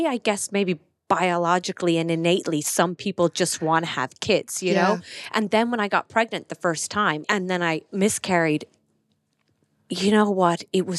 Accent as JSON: {"language": "English", "town": "Listowel", "region": "Munster", "country": "Ireland", "said": "So I'm fully Irish. I'm from Kerry. I'm from Listowel. I think I just put a Cork accent on there, but I'm from Kerry."}